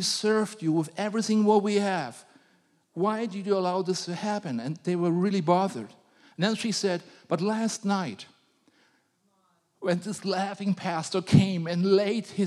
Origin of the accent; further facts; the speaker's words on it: Germany; I was a grumpy German.